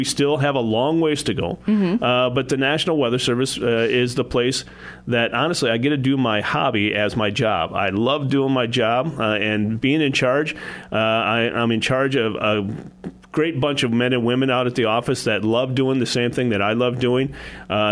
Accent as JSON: {"language": "English", "town": "Adrian", "region": "Minnesota", "country": "United States", "tie": "born or raised there", "also_born_or_lived": "Wisconsin", "moved": "as an adult", "lives_now": "Sioux Falls, United States", "said": "I grew up in Adrian, Minnesota, which is a town 30 miles east of here."}